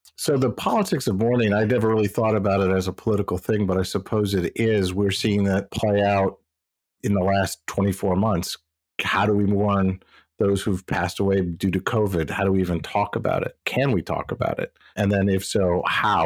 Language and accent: English; Midwest, United States; moved away as an adult; now in East Coast, United States; I'm from the Midwest so I've chosen to live on the east coast most of my adult life